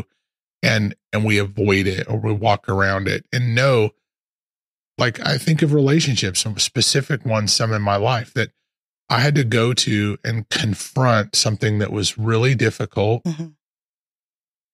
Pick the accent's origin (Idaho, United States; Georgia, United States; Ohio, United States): Idaho, United States; Post Falls; moved away as an adult; now in Texas, United States; Real Life Ministries in Post Falls was our home. It's where I was born. I was born and raised